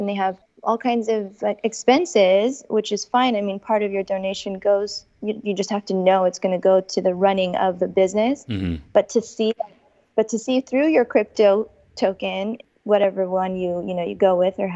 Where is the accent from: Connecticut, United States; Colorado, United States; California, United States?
California, United States; I was born and raised in California